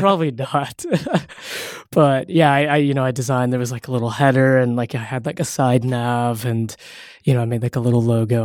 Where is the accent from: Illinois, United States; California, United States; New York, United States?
California, United States; Castro Valley; also born or lived in San Francisco; I'm from a small little town called Castro Valley